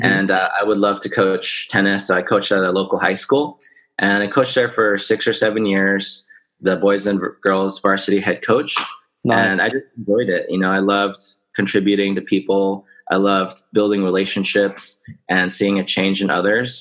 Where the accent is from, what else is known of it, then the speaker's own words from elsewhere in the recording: Orange County, California, United States; I was born in Orange County.